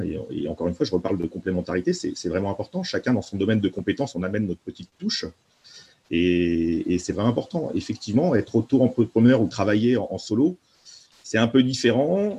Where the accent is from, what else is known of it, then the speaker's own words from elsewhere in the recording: Nantes, Pays de la Loire, France; je suis nantais, je suis né à Nantes